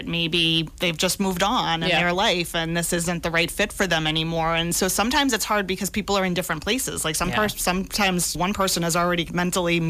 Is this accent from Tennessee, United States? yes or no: no; South Shore, Massachusetts, United States; also born or lived in Boston, Massachusetts / Plymouth, Massachusetts; I grew up on the South Shore